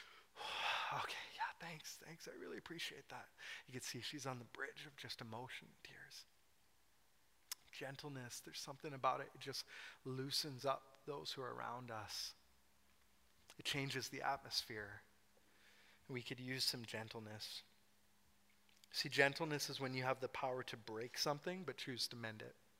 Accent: Scotland, United Kingdom; I am Scottish

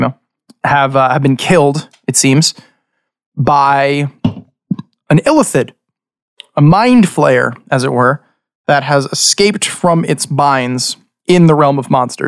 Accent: Long Island, New York, United States; We are five dudes from Long Island

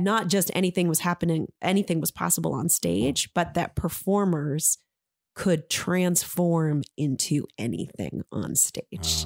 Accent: Maine, United States; also born or lived in San Francisco; I grew up in Maine and grew up right here

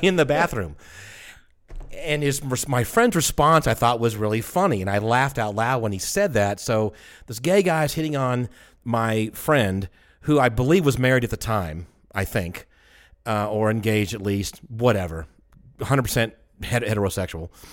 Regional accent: Atlanta, Georgia, United States; I'm from Atlanta.

